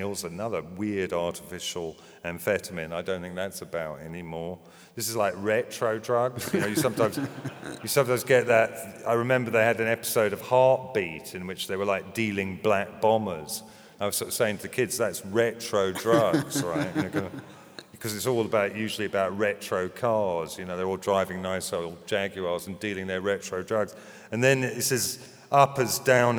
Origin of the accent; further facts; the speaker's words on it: London, United Kingdom; at Christ College, Finchley, a really good grammar school